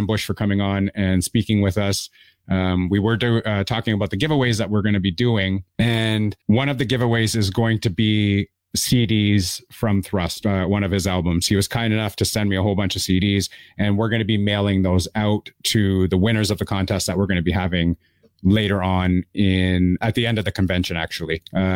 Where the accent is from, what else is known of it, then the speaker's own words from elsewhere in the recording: Toronto, Ontario, Canada; I am originally from Toronto, Canada